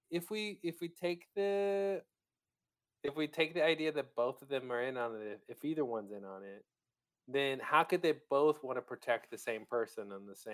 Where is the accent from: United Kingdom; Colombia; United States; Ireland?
United Kingdom; like, well, we're British, so we use surnames